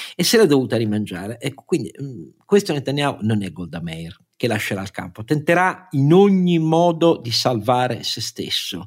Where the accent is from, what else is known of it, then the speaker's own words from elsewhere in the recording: Turin, Piedmont, Italy; io sono torinese